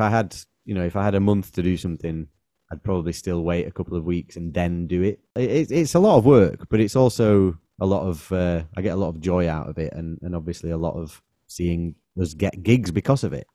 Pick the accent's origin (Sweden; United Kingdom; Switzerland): United Kingdom; Manchester, North West England; we're from Manchester